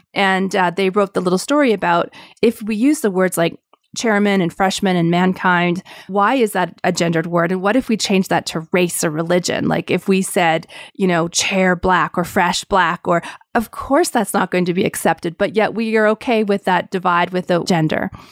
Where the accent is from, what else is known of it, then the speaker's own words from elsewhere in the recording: Canada; being Canadian